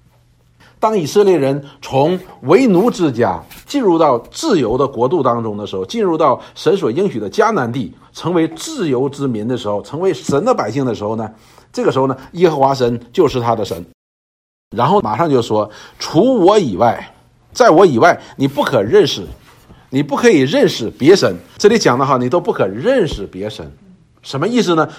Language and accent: Chinese; China; 我们中国人